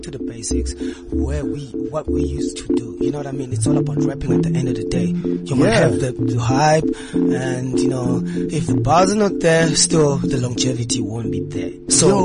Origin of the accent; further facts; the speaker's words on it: Soweto, Gauteng, South Africa; I'm from Soweto